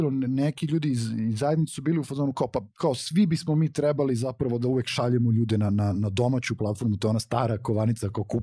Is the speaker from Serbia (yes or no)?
yes; Belgrade, Serbia; ja sam odrastao u blokovima na Novom Beogradu